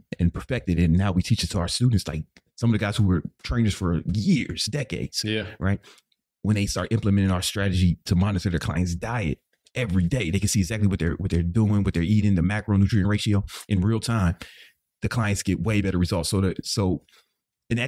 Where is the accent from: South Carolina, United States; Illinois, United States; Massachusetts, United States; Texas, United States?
Illinois, United States; Chicago; I grew up on the South Side of Chicago